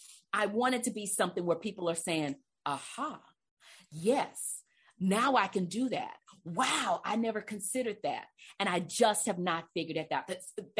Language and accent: English; Livingston, Texas, United States; also born or lived in Beaumont, Texas; I'm originally from Beaumont, but I grew up in Livingston